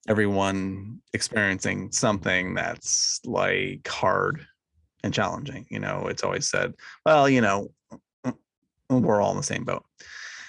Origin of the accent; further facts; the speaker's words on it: New York, United States; moved away; where I grew up in New York.